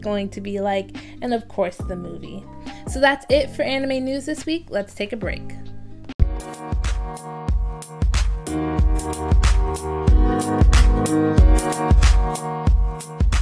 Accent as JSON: {"language": "English", "country": "Jamaica", "said": "because I'm Jamaican, I eat Easter bun"}